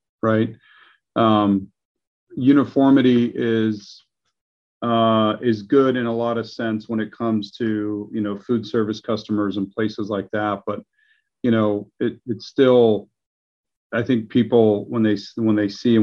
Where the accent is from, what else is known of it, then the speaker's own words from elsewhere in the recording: Dallas, Texas, United States; moved away as an adult; now in Houston, United States; I grew up in Dallas and I moved down here